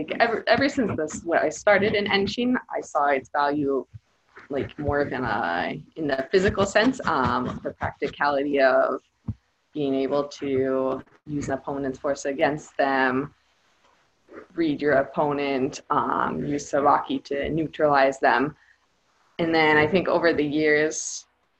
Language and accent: English; Helena, Montana, United States; moved away as an adult; now in Peru; I'm from Helena, Montana, but I've been living in Peru for the last 5 years.